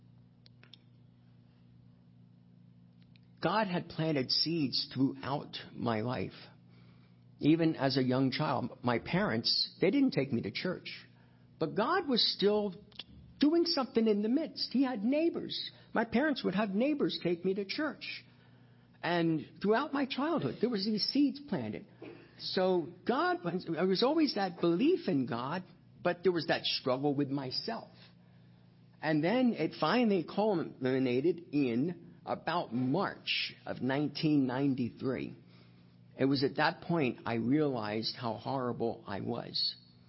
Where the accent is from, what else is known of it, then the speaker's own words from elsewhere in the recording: Hunterdon County, New Jersey, United States; I was actually born and raised in Hunterdon County, right across the river, and raised on a farm in Rosemont about the first 7 years of my life.